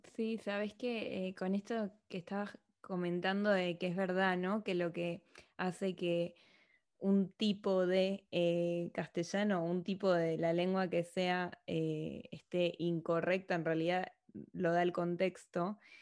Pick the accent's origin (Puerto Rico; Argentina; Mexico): Argentina; accent: argentino; moved away as an adult; now in Madrid, Spain; soy argentina